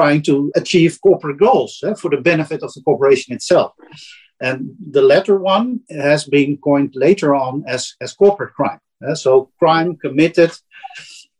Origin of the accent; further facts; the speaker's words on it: Netherlands; accent: Dutch; English is a second language; my Dutch accent